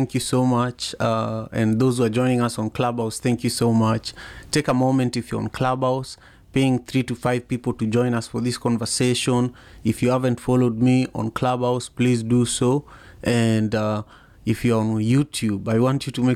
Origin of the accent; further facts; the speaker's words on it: Kisumu, Kisumu County, Kenya; moved away; we grew up in Manyata